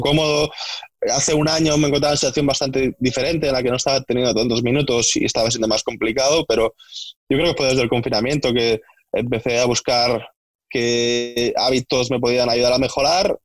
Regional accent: Ulldecona, Catalonia, Spain; moved away as an adult; now in England; soy de un pueblo que se llama Videcona, que está muy lejos, está a una hora de Reus

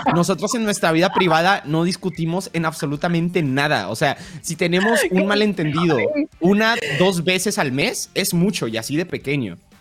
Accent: Colombia; now in Mexico; soy de Colombia, vivo en México.

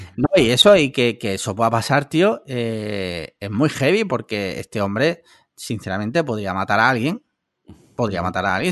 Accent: Andalusia, Spain; yo soy andaluz

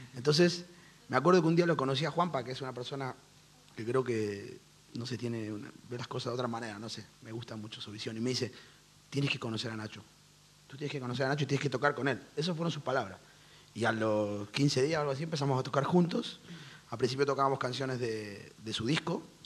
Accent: Argentina; now in Madrid, Spain; nosotros porque venimos de Argentina.

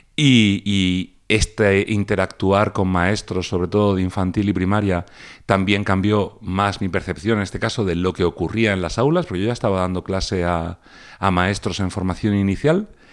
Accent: Region of Murcia, Spain; como mi nombre indica, soy de Murcia

